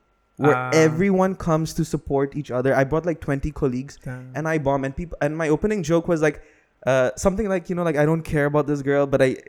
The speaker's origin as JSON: {"language": "English", "region": "Dubai", "country": "United Arab Emirates", "tie": "born or raised there", "said": "I'm born and raised in Dubai."}